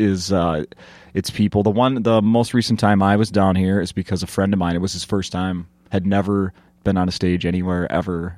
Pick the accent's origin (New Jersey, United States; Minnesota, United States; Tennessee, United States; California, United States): Minnesota, United States; Saint Paul; We're from Saint Paul